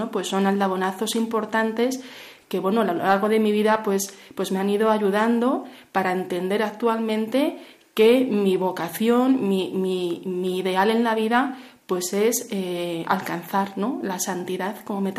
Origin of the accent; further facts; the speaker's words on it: Madrid, Community of Madrid, Spain; now in Valencia, Spain; Eh, bien, yo bueno, soy natural de Madrid. Eh, hice mis estudios en Salamanca, estudios de psicología y actualmente vivo en Valencia